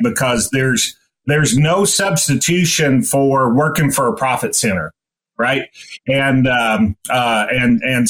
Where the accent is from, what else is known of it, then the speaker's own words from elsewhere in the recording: East Tennessee, United States; moved away as an adult; also born or lived in Nebraska; I grew up in East Tennessee